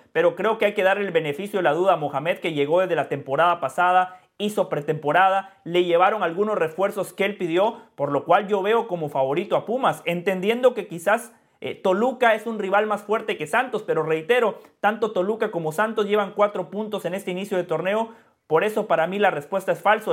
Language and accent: Spanish; Guatemala; now in United States; mi sentimiento está con Guatemala, porque cuando Guatemala juega, allí veo a mi madre, a mi padre, a mis hermanos, a mis amigos del barrio, eh, a las personas con las que fui a la escuela